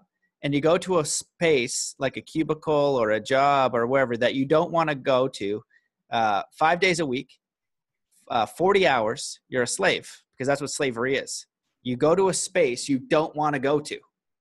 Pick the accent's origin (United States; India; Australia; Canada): Canada; a Canadian boy